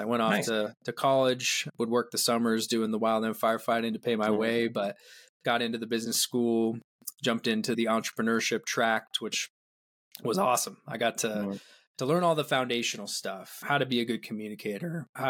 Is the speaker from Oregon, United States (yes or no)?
yes; Ashland, Oregon, United States; I grew up here in Oregon in a small town called Ashland and just had a great childhood.